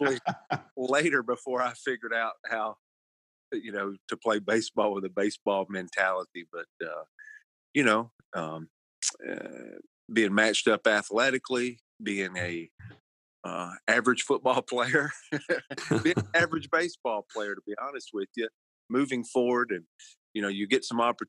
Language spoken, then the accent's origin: English; Northeast Mississippi, United States; I'm a deep South guy. I'm from Mississippi, Northeast Mississippi